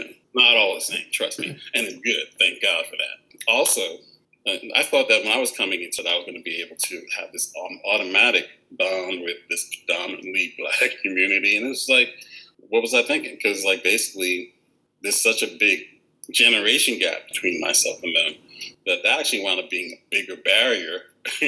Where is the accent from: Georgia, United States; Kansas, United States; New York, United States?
New York, United States; New York City; moved away as an adult; also born or lived in Queens, New York / Washington, District of Columbia, United States / Maryland; now in Chicago, United States; I'm from Brooklyn, New York, also from Roseville, and also from Queens